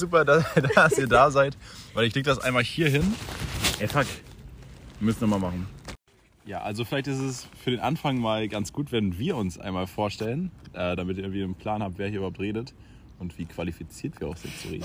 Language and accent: German; Schwerin, Mecklenburg-Vorpommern, Germany; ich komme auch aus Schwerin